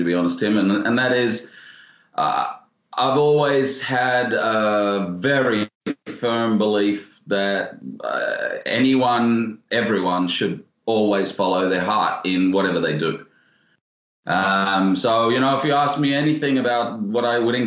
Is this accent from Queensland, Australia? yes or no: yes; Cairns, Queensland, Australia; moved away as an adult; also born or lived in Paris, France; now in Sweden; when I was very young, I think I was about 1 year old. And from there, spent most of my life in Australia, and now I've been 10 years in Sweden